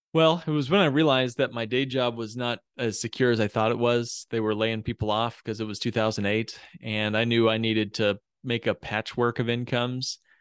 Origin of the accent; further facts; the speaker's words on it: Indiana, United States; moved away as an adult; also born or lived in Texas; now in Chicago, United States; I grew up in Indiana. I'm a Hoosier as a kid